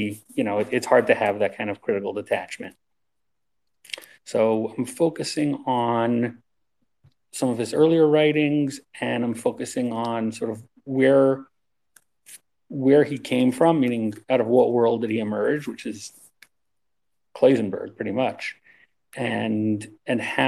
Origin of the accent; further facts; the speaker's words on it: Baltimore, Maryland, United States; moved away; I'm from Baltimore